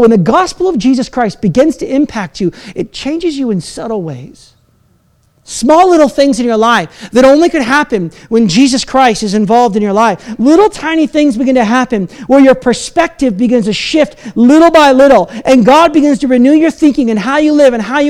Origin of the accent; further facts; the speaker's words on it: United States; now in Canada; as an American